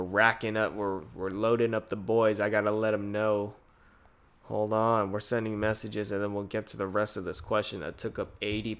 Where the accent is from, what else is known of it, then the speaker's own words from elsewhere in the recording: Philippines; moved away; But for me, it's weird as a Filipino person, because I just think, ah, damn, I came from a different part of the world.